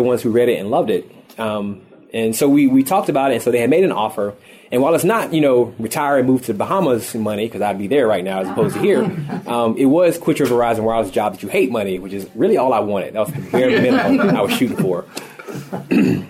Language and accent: English; the South, United States; moved away; I'm born and raised in the South